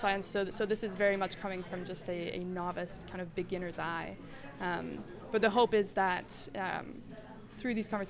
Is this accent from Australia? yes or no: no; Mexico; English is a second language; moved away as an adult; now in Canada; I grew up in Mexico, and I moved to Canada when I was 18